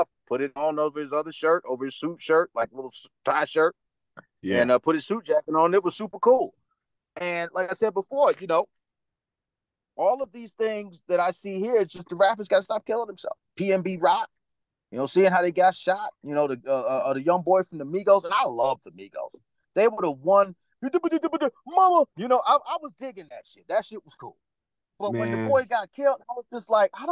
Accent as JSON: {"language": "English", "town": "New York City", "region": "New York", "country": "United States", "also_born_or_lived": "North Carolina / Dominican Republic / Los Angeles", "accent": "Dominican", "moved": "yes", "lives_now": "Las Vegas, United States", "said": "I'm from Harlem"}